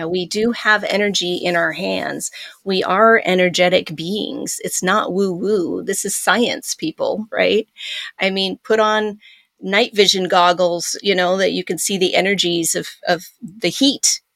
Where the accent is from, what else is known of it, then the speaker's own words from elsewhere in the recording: Pacific Northwest, United States; moved away; also born or lived in Iowa; growing up in the Pacific Northwest, running around the woods